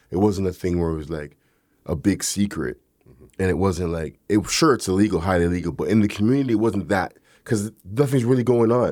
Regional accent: Toronto, Ontario, Canada; growing up in the neighborhood that I grew up in Galloway

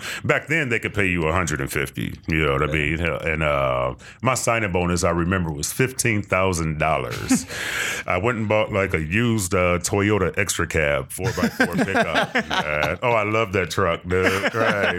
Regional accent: Compton, California, United States; Los Angeles, Compton.

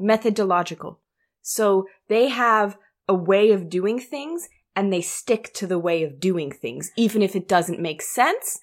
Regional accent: Munich, Bavaria, Germany; my hometown.

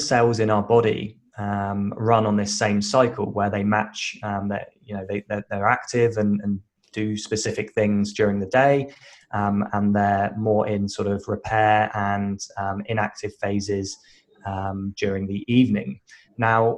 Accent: United Kingdom; moved away as an adult; now in Western Australia, Australia; I'm British, originally moved to Australia about 10 years ago

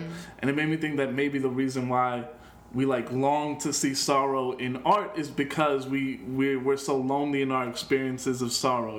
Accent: Chicago, Illinois, United States; I'm from Chicago.

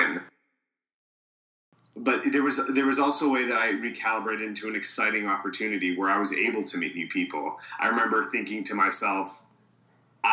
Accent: Alberta, Canada; moved away as an adult; now in Los Angeles, United States; I was born in Alberta, Canada, and about 8 years ago, I came here to pursue a career in the entertainment industry

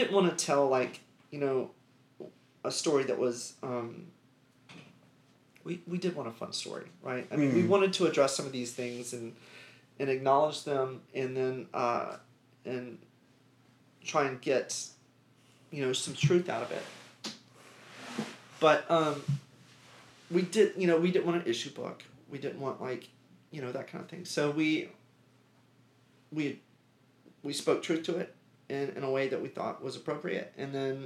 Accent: Birmingham, Alabama, United States; also born or lived in Georgia / Florida; I was pretty much raised here. I was born in Georgia. I lived in Florida as a kid. And then, I mean, like, young kid, like two. I think we left in two. Two or three, maybe four. Moved up here. Yeah, grew up here in Birmingham

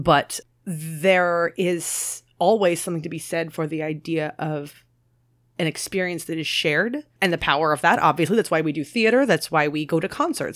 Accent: Maryland, United States; moved away; I'm obviously from Maryland as well

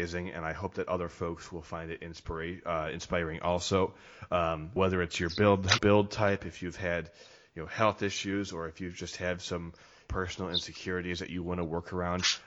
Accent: Midwest, United States; I'm from the Midwest

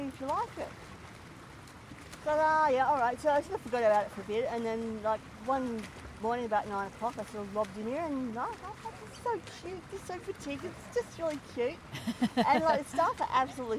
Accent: Victoria, Australia; also born or lived in Queensland; I'm actually from Victoria. We actually moved to Queensland and we moved, stayed for about 3 years till we had to come up for family reasons

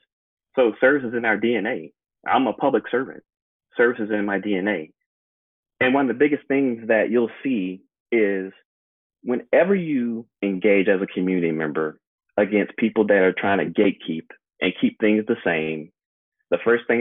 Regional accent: Mobile, Alabama, United States; now in Renton, United States; growing up in Mobile, Alabama, you wouldn't think in the 90s, my parents were actually asked to segregate an academy school

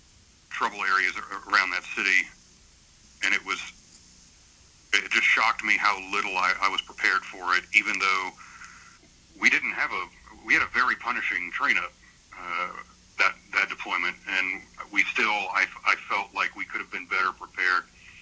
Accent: Texas, United States; moved away; when I was growing up in Texas, and as an ROTC cadet

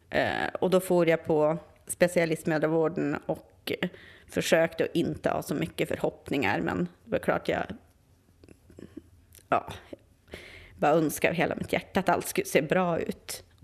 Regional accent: Västerbotten County, Sweden; Och där jag är ifrån eh, ovanför Umeå, där finns det liksom inte så mycket sånt.

